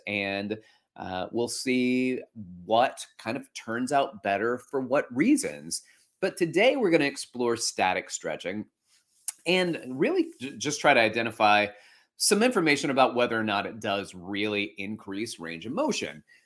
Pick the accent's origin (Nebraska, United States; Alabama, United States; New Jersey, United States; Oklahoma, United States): Alabama, United States; moved away as an adult; now in New York City, United States; before that, I grew up in Alabama